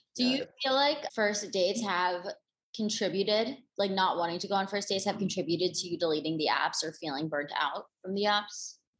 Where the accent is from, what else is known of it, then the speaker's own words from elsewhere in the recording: East Coast, United States; also born or lived in Los Angeles, California; now in New York, United States; I'm from the East Coast